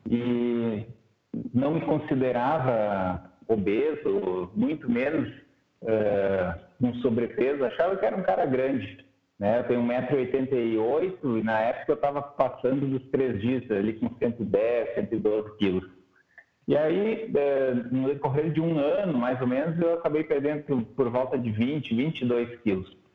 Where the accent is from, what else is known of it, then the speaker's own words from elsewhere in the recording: Santa Cruz do Sul, Rio Grande do Sul, Brazil; also born or lived in Pelotas / Porto Alegre; eu sou natural aqui do Rio Grande do Sul, na cidade de Santa Cruz, e fiz medicina na faculdade em Pelotas.